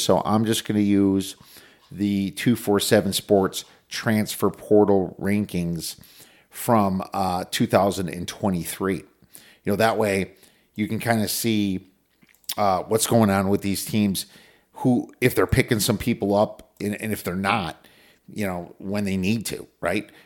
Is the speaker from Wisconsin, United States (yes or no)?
yes; Minocqua, Wisconsin, United States; Gunlock Lake and Shishibagama, where I was brought up in the North Woods in Minocqua